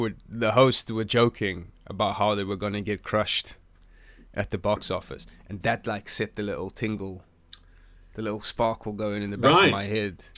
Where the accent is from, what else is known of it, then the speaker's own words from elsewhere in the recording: South Africa; now in United Kingdom; I'm from South Africa. I'm from a hot country.